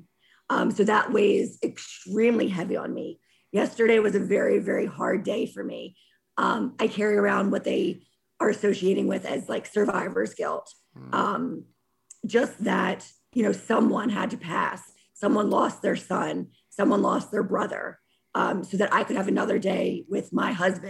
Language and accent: English; Bucks County, outside Philadelphia, Pennsylvania, United States; I was born outside of Philadelphia in Bucks County